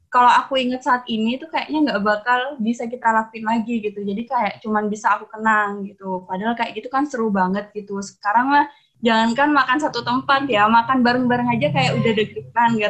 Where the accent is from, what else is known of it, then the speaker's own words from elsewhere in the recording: Pamekasan, East Java, Indonesia; organisasi di Fordaku, namanya FKMP atau Forum Komunikasi Mahasiswa Pamekasan. Karena kebetulan kan aku asal dari Pamekasan.